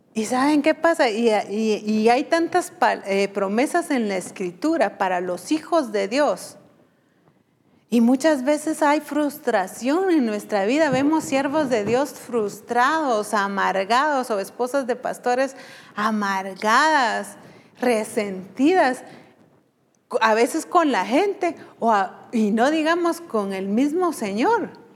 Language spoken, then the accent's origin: Spanish; Guatemala; como decimos aquí en Guatemala